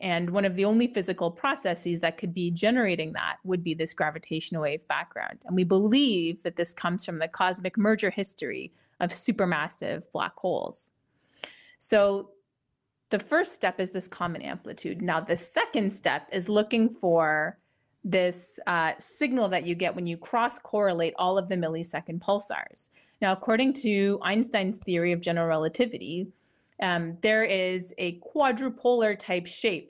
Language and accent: English; Ottawa, Ontario, Canada; moved away as an adult; also born or lived in Italy / United Kingdom / California / Germany; now in Connecticut, United States; I'm originally from Ottawa, Canada